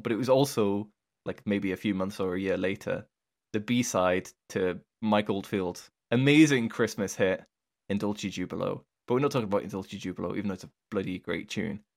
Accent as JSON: {"language": "English", "country": "United Kingdom", "said": "it sounds weird as a British person being like, \"Bruschetta.\""}